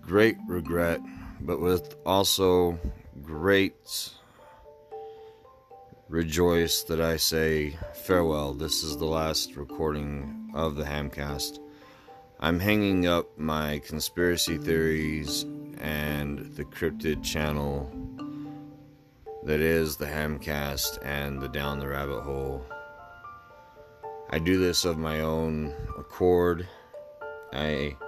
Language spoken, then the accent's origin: English; Layton, Utah, United States; my little garage in my hometown of Layton, Utah